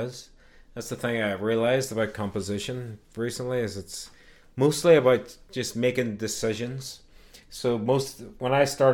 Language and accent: English; Derry, Northern Ireland, United Kingdom; moved away as an adult; now in United States; where I grew up in Craigan, largely sort of Catholic area